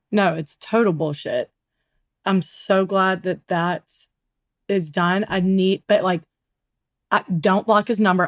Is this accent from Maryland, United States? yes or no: no; Mountain Brook, Alabama, United States; we grew up in Mount Brook